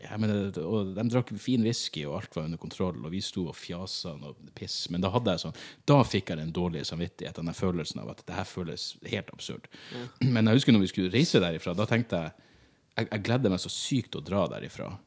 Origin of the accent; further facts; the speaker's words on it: Norway; Jeg er glad jeg er født i Norge.